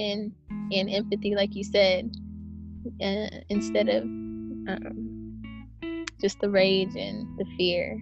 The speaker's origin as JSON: {"language": "English", "town": "Berkeley", "region": "California", "country": "United States", "tie": "born or raised there"}